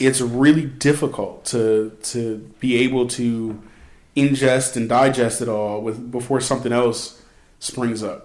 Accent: Philadelphia suburbs, southeastern Pennsylvania, United States; I'm from southeastern Pennsylvania, close to that city. I was born in Philadelphia. I was raised in the Philadelphia suburbs

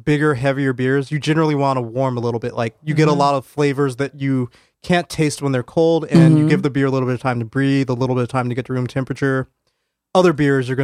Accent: Colorado, United States; moved away as an adult; now in New Haven, United States; growing up in Colorado

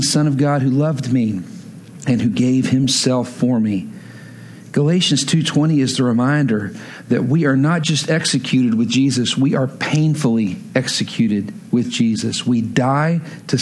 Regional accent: West Texas, United States; I'm from West Texas, where there are no real lakes

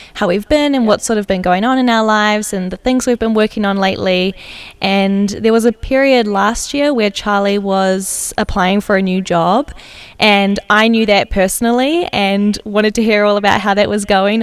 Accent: New Zealand; now in Amsterdam, Netherlands; I'm originally from New Zealand, and I've been working remotely in Amsterdam for Atomic for a while

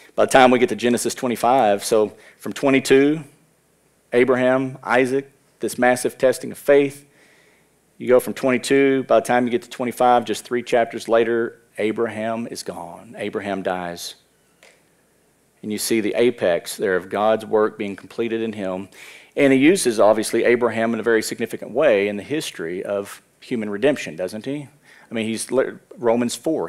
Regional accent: United States; as American Christians

